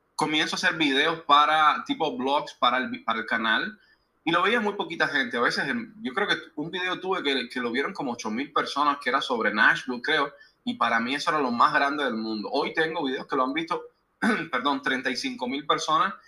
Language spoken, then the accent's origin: Spanish; Cuba; moved away as an adult; now in United States; soy cubano todavía